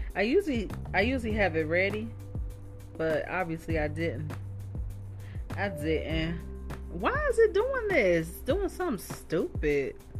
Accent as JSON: {"language": "English", "town": "Dayton", "region": "Ohio", "country": "United States", "tie": "born or raised there", "said": "I was born and raised in Dayton"}